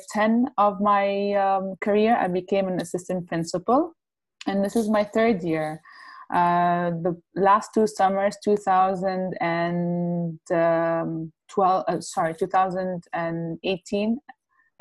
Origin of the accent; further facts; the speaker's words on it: Kuwait; I've been born and raised in Kuwait for my whole life.